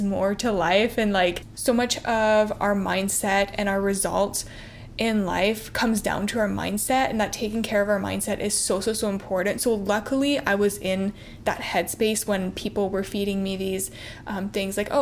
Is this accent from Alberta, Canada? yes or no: no; Ontario, Canada; moved away as an adult; also born or lived in Barrie; now in Toronto, Canada; I grew up in a pretty small town, about two and a half hours outside of Toronto